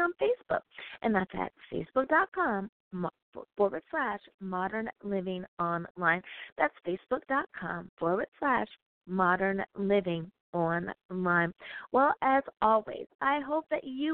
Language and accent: English; United States; my home country, woohoo, the United States of America